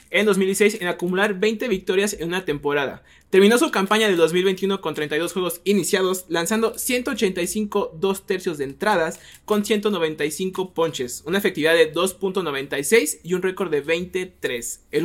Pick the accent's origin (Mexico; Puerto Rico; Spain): Mexico; Creo que como mexicanos o como algunos seguidores aquí del béisbol